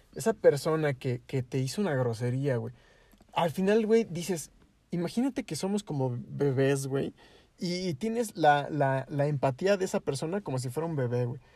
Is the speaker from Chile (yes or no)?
no; Mexico; yo vengo de México